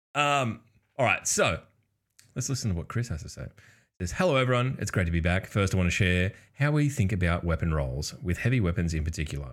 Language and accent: English; Australia; we're from the future, obviously, uh, being Australian.